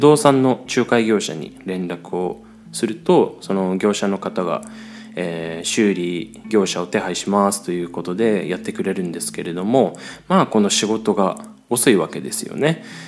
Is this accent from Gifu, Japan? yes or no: no; Chiba, Japan; moved away as an adult; now in Austria; 僕もですね、まあ、日本の千葉出身ですので